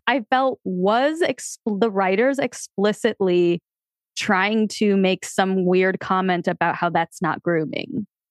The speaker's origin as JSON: {"language": "English", "region": "Connecticut", "country": "United States", "tie": "born or raised there", "said": "Growing up in Connecticut"}